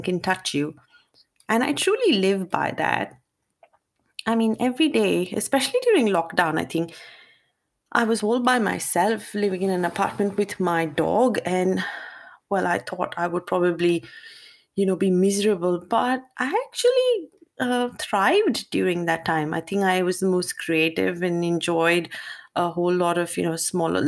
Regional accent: India; Growing up as an Indian girl

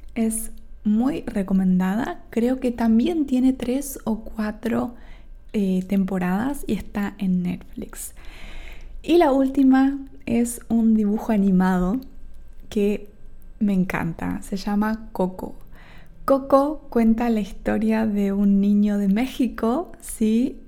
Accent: Argentina; Yo soy de Argentina, tengo un acento

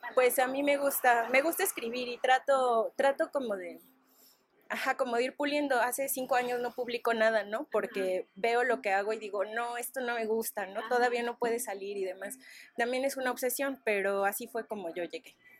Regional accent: Ecatepec, State of Mexico, Mexico; el barrio en el que yo crecí, en Ecatepec

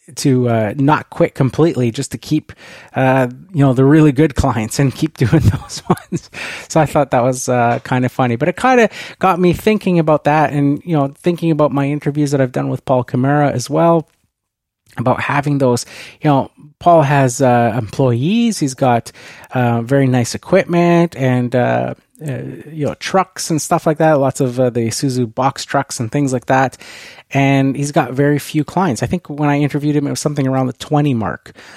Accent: Canada; being Canadian

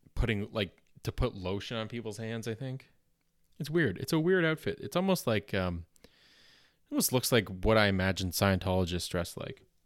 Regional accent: Canada; accent: Canadian

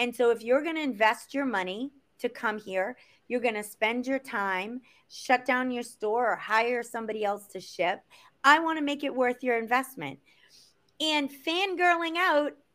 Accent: Boston, Massachusetts, United States; I'm from Boston and we drink beer and we carry on and we have fun

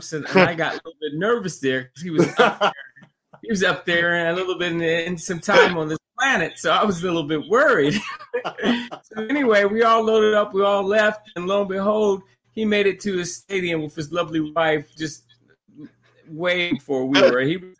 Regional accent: Texas, United States; I'm from Texas and I'm a military brat.

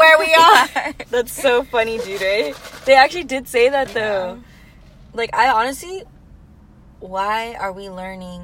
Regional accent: Carrollton, United States; accent: valley girl; I'm from Carrollton

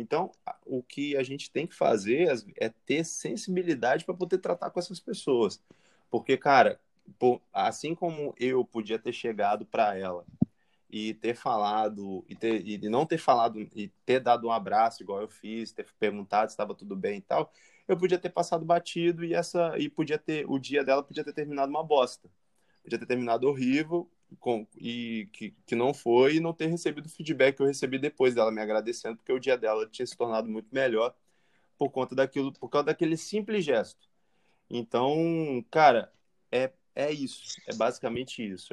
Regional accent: Espírito Santo, Brazil; eu como capixaba

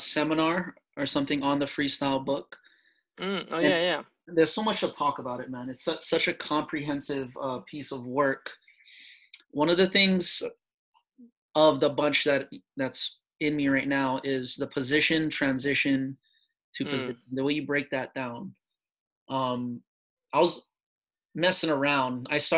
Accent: Hawaii, United States; moved away; I'm from Hawaii

